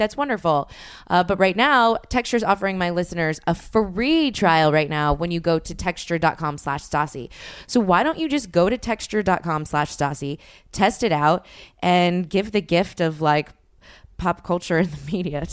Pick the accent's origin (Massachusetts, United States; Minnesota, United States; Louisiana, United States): Louisiana, United States; New Orleans; I'm from New Orleans